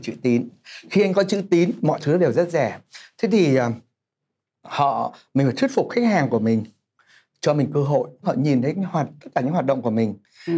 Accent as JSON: {"language": "Vietnamese", "region": "Hai Phong", "country": "Vietnam", "moved": "as an adult", "lives_now": "Ho Chi Minh City, Vietnam", "said": "mình là người Hải Phòng nhập cư vào Sài Gòn"}